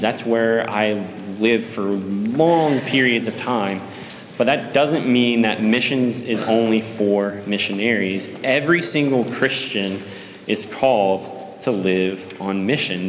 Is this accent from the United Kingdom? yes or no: no; Columbus, Texas, United States; I grew up here in Columbus